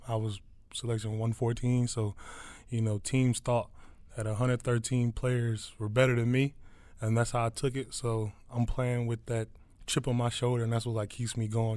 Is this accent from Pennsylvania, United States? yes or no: yes; Philadelphia, Pennsylvania, United States; now in Detroit, United States; I'm from Philly.